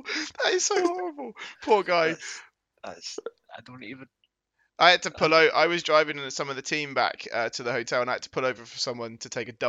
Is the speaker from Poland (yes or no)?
no; England, United Kingdom; I'm English, mate.